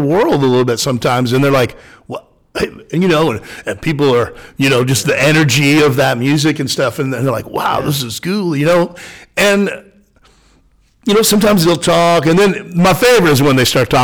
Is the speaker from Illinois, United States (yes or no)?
no; Baldwin City, Kansas, United States; I grew up in Baldwin, Kansas, just south of here